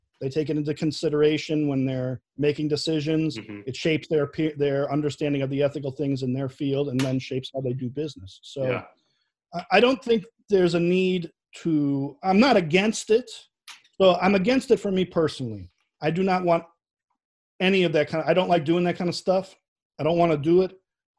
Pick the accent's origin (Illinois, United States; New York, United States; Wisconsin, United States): Illinois, United States; Chicago; accent: Chicago; Definitely the most Chicago thing about me, besides my accent, has got to be that I will not put ketchup on a hot dog ever.